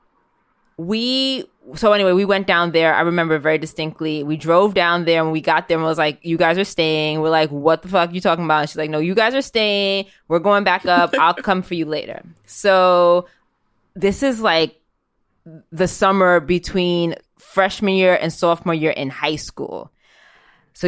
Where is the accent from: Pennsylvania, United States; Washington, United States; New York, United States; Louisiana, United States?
New York, United States; New York City; I'm a kid that grew up in New York City